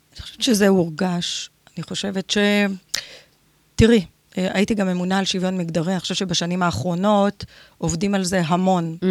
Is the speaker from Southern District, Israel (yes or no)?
yes; Ashkelon, Southern District, Israel; נולדתי באשקלון, בת פריפריה.